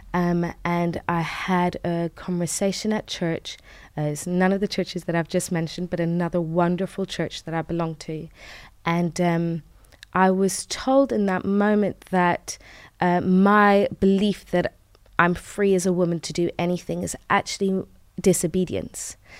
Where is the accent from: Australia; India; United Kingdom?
United Kingdom; also born or lived in Tehran, Iran; And so we moved to the U K when I was five.